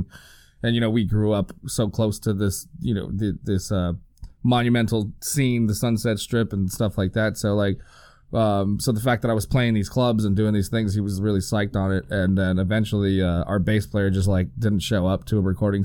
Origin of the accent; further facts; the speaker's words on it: El Monte, California, United States; also born or lived in Los Angeles; I'm back in my hometown again, El Monte.